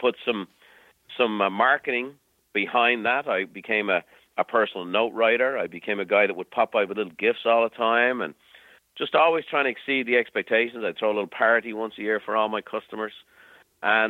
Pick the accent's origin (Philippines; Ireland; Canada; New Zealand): Ireland; moved away as an adult; now in United States; growing up in Ireland